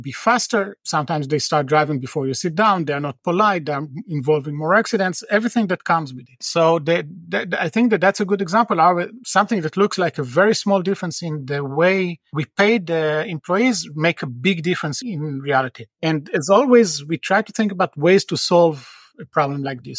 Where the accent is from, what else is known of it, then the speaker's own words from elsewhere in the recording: Tel Aviv, Tel Aviv District, Israel; moved away; I'm from Tel Aviv originally.